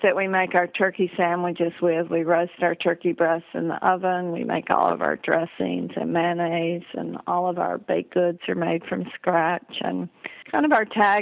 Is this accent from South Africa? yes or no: no; Tennessee, United States; moved away; also born or lived in Lake Placid, New York / New York City / Connecticut; growing up in Tennessee